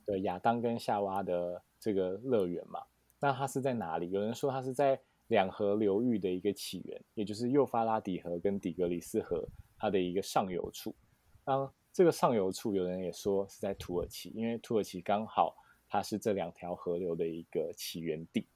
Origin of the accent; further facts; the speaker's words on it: Taiwan; 我们啊台湾人